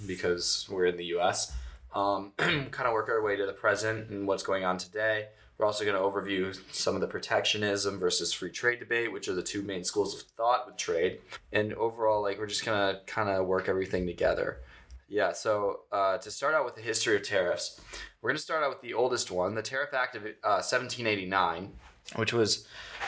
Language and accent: English; Wisconsin, United States; accent: mix of northern Wisconsin and Chicago; my Wisconsin accent ends up turning into just a weird like concoction of northern Wisconsin and Chicago